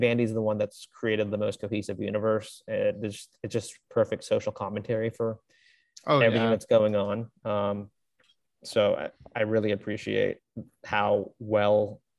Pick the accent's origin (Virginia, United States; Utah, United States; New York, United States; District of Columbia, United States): Virginia, United States; moved away; I'm from Virginia